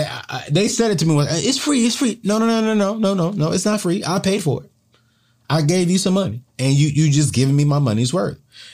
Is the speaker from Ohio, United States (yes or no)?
no; California, United States; Growing up in the California area, we always went on posts to get our deep discounts to like companies like Six Flags.